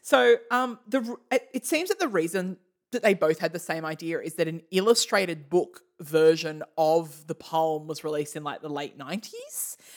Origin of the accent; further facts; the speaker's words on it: Australia; we're from Australia